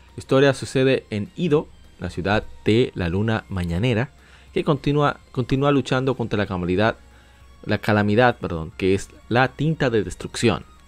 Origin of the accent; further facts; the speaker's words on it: Dominican Republic; como decimos en mi país, en República Dominicana